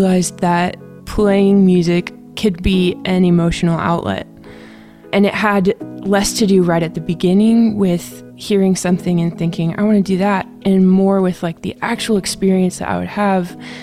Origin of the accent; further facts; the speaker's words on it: Nashville, Tennessee, United States; I'm from Nashville